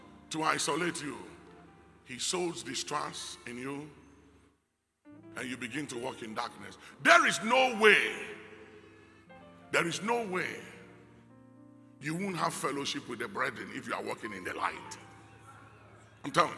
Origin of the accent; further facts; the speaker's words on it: Ghana; I know why God put me in Ghana, and I'm okay as a Ghanaian